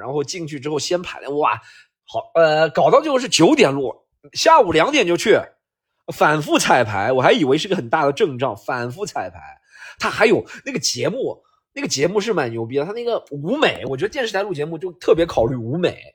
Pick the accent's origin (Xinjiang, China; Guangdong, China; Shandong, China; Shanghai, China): Shanghai, China; 其实我们上海人说话有口音，不是嘲笑福建人啊，就我上海人说话也有口音